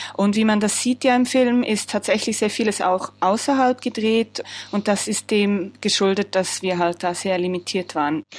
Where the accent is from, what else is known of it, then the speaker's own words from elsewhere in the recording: Switzerland; mir gegenüber als Frau, aber noch mehr als Schweizerin